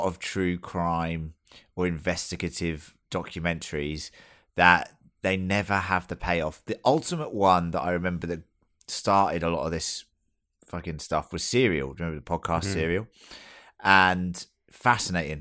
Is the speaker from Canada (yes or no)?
no; England, United Kingdom; As an English person